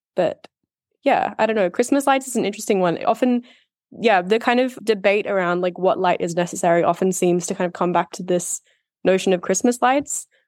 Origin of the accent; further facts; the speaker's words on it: Australia; moved away as an adult; also born or lived in United Kingdom; I think growing up in Australia